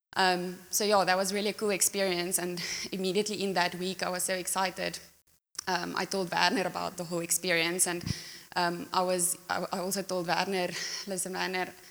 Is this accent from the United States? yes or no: no; Pretoria, Gauteng, South Africa; moved away as an adult; now in Secunda, South Africa; I grew up in Pretoria